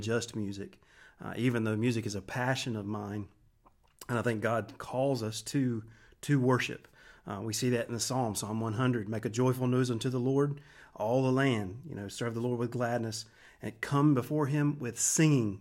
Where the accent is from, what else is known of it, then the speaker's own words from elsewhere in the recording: Wilson, United States; I grew up in Wilson. Uh, we moved here in seventy-nine when I was five years old